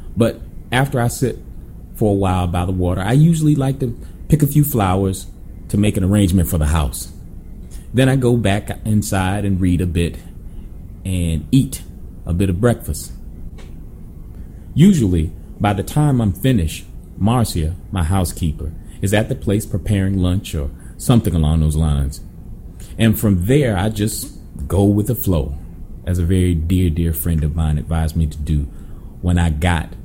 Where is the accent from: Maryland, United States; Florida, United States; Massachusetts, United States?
Florida, United States; also born or lived in Montego Bay, Jamaica; I am from Florida